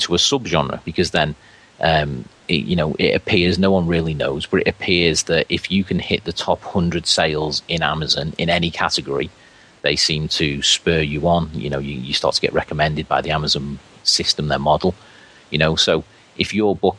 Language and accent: English; Liverpool, North West England, United Kingdom; accent: Scouse; I sound really scally with my Scouse accent